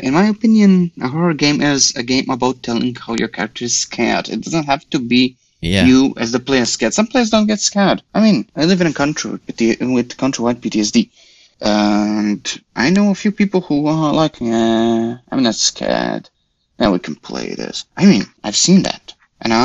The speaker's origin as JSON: {"language": "English", "country": "Croatia", "said": "I'm from Croatia"}